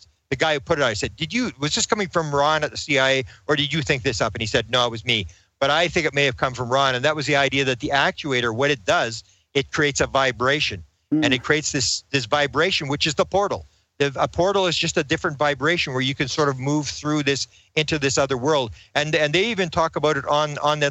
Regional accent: Canada; I'm a Canadian

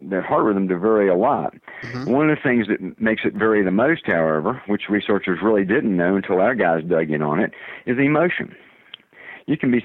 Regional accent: the South, United States; accent: southern; my southern accent

